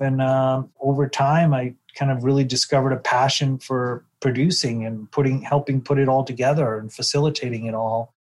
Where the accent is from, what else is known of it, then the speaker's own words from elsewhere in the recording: New York City, New York, United States; moved away as an adult; now in Los Angeles, United States; my day growing up in Brooklyn